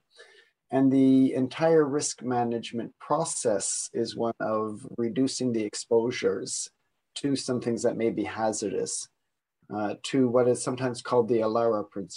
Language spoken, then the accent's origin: English; Niagara region, Ontario, Canada; moved away; I am also Canadian, coming from the Niagara region